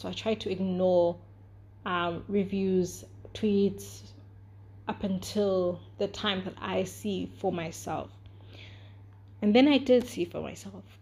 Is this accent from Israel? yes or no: no; South Africa; I'm also from South Africa. Like, I was literally born five years after our apartheid ended officially